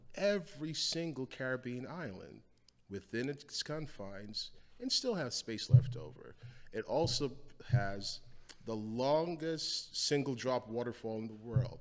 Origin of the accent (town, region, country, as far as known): New York City, New York, United States; born or raised there; also born or lived in Guyana